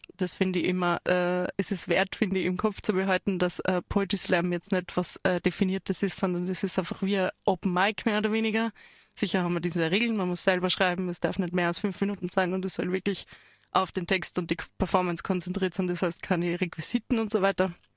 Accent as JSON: {"language": "German", "area": "Waldviertel", "region": "Lower Austria", "country": "Austria", "moved": "yes", "lives_now": "Tyrol, Austria", "said": "ich komme aus dem Waldviertel ursprünglich auch dialektal"}